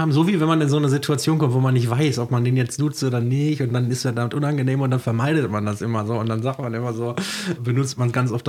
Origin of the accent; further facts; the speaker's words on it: North Rhine-Westphalia, Germany; Bei uns im Ruhrgebiet, da vertraut man einander.